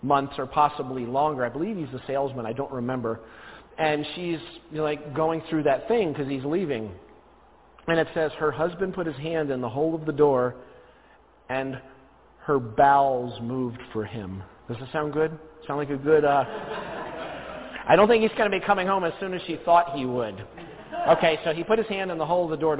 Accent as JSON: {"language": "English", "region": "New Jersey", "country": "United States", "said": "I'm originally from New Jersey."}